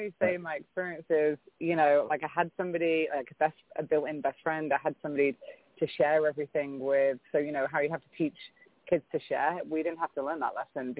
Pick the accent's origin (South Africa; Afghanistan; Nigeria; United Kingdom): United Kingdom; England; now in San Diego, United States; I was born in England, raised in the UK by two American parents